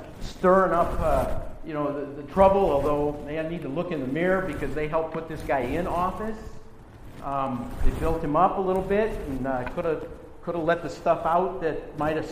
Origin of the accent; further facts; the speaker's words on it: Wisconsin, United States; also born or lived in New York; now in Los Angeles, United States; I grew up in Wisconsin in the Midwest